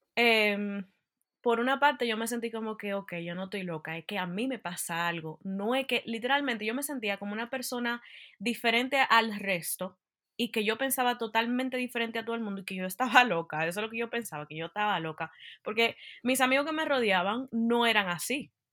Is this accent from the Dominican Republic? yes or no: yes; Dominican Republic; moved away as an adult; now in Utah, United States; yo soy dominicana y nací en la República Dominicana y me mudé a los Estados Unidos cuando me gradué de bachillerato. Y actualmente vivo en Utah